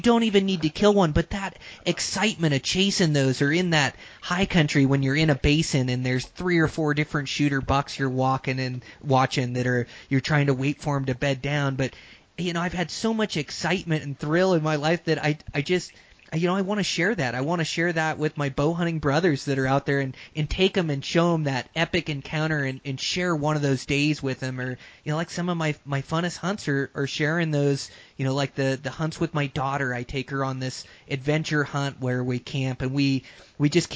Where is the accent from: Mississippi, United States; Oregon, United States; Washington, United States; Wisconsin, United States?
Washington, United States; I grew up in Washington hunting blacktails and Roosevelts